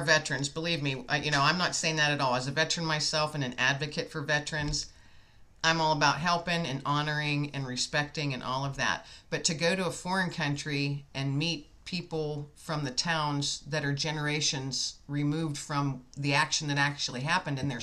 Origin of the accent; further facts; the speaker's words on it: Meadville, Pennsylvania, United States; I'm from Meadville in Pennsylvania